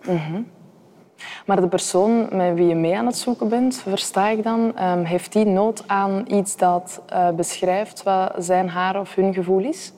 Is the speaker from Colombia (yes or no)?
no; Antwerp, Flanders, Belgium; dat vind ik echt als Antwerpenaar